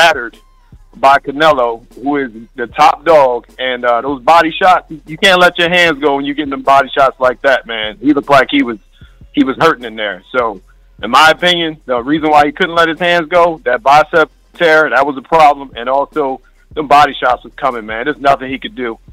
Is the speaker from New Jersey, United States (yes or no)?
no; Philadelphia, Pennsylvania, United States; I'm from Philly